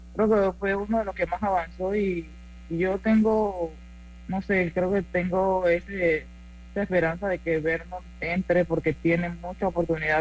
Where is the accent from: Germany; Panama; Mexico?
Panama; moved away as an adult; now in United States; soy la única panameña